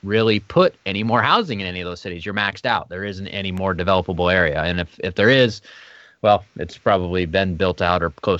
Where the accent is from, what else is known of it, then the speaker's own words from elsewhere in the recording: West Linn, Oregon, United States; I grew up in West Lynn or went to high school there. I know that area well.